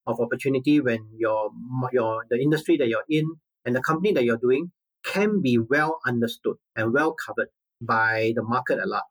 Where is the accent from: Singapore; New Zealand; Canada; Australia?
Singapore; also born or lived in China; I'm a Singaporean by birth